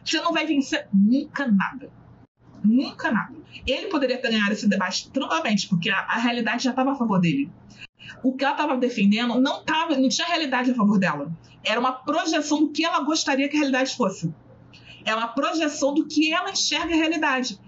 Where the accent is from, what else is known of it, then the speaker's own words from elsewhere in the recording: Rio de Janeiro, Brazil; Eu sou do Rio, é, o subúrbio